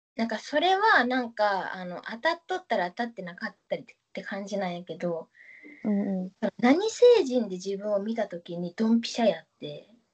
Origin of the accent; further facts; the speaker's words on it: Fukuoka, Japan; accent: Hakata dialect; now in Tokyo, Japan; 絶対にうちタメ口でも博多弁話さんも、東京では。